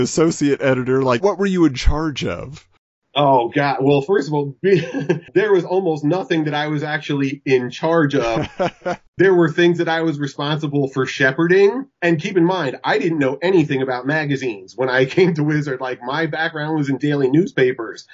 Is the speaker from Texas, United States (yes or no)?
no; Pennsylvania, United States; moved away as an adult; also born or lived in New York; when I was growing up in Pennsylvania